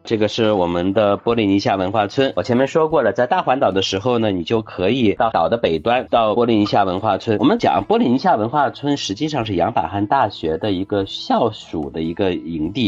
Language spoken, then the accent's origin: Chinese; China; now in Shanghai, China; 我们中国人还是能接受这个口味的